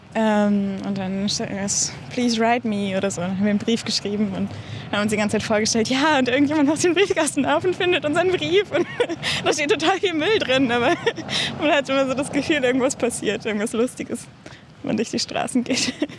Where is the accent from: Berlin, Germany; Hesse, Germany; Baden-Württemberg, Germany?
Berlin, Germany; ich bin ja in Berlin aufgewachsen